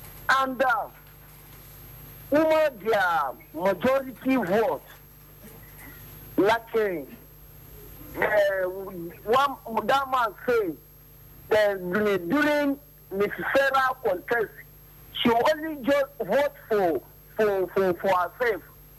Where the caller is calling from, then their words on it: Bida, Niger State, Nigeria; I'm calling from Bida, Niger State.